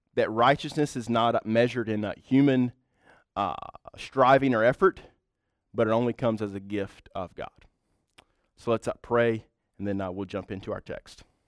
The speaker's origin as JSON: {"language": "English", "country": "United States", "said": "we are white, uh, middle class, and from the United States of America"}